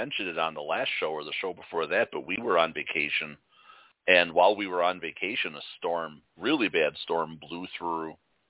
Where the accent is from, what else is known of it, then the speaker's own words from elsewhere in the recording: Chicago, Illinois, United States; now in Wisconsin, United States; We're Chicagoans